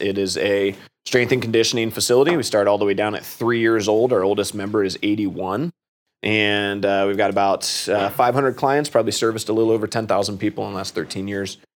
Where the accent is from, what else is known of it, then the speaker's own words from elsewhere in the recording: Worthington, Ohio, United States; also born or lived in Washington, D.C.; I went off to OU after graduating from Kilbourne. I'm from Worthington